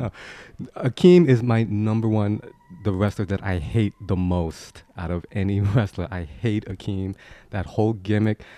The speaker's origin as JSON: {"language": "English", "town": "New York City", "region": "New York", "country": "United States", "tie": "born or raised there", "said": "I grew up in Queens, New York"}